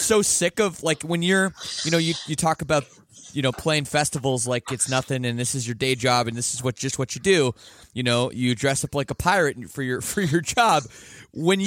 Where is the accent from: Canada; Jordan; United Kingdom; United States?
Canada; I'm from Canada.